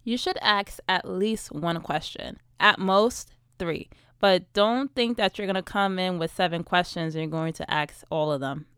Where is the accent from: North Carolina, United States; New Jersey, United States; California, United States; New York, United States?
New York, United States; New York City; I'm from New York City